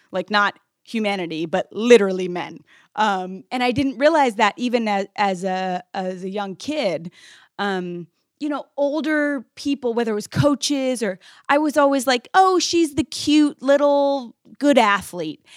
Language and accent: English; United States; the privilege I was living with as an American kid